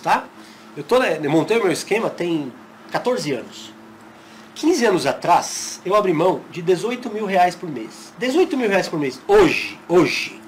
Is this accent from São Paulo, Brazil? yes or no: yes; São Paulo, Brazil; moved away as an adult; now in Fortaleza, Brazil; Morei a vida toda em São Paulo e mudei há um ano para Fortaleza